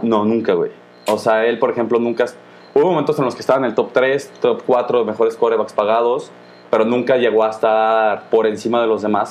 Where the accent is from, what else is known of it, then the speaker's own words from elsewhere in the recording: Guanajuato, Mexico; Somos nosotros de Guanajuato